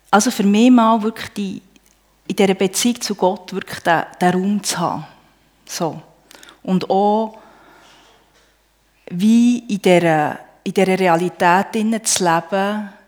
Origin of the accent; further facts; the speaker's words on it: Bern, Switzerland; ich bin auf einem Bauernhof im Emmital aufgewachsen.